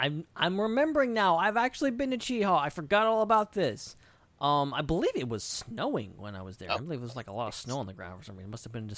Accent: Atlanta, Georgia, United States; born there; full disclosure, I was born in Atlanta. I've been there 1,000 times. I've never eaten barbecue in Atlanta.

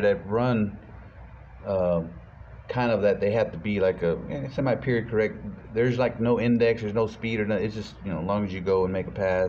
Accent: Taylor, Texas, United States; I grew up in Taylor

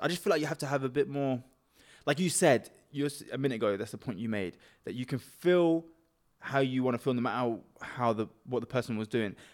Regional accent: Cambridge, East of England, United Kingdom; we're from Cambridge, so we may look like we're a bit softer 'cause we don't speak with, like, hood accents or London accent or anything.

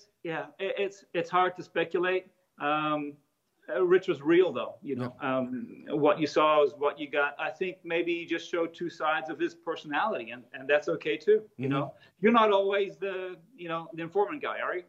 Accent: Italy; moved away; also born or lived in Australia; I grew up in Australia. I'm from Italy. At 12, I was still in Italy

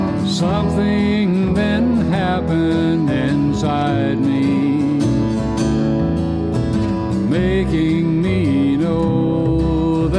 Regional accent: the Shoals, Lauderdale County, Alabama, United States; moved away as an adult; also born or lived in Florida / Virginia; Born and raised in the Shoals, Lauderdale County

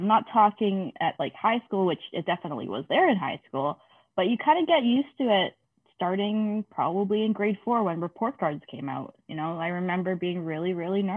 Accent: Canada; I am a second generation Canadian. So that means my parents weren't born here

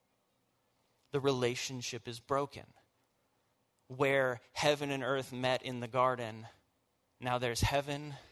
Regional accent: the South, United States; I am born and raised in the South, as hillbilly as it gets

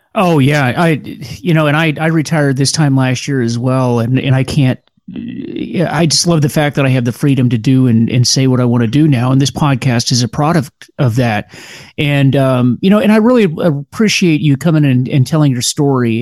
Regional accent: Pinellas County, Florida, United States; moved away as an adult; now in Washington, D.C., United States; I grew up in uh, Pinellas County, Florida, and then went to the University of Florida

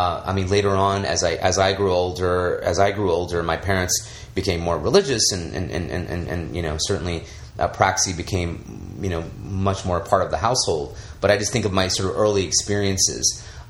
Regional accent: India; I mean, as an Indian, how many people identify with Apu

